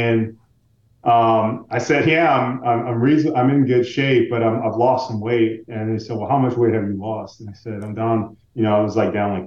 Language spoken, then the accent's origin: English; Central Florida, United States; I'm from Central Florida